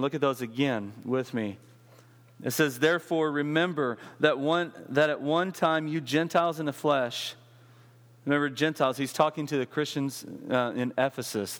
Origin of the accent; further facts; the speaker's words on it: West Texas, United States; I grew up in West Texas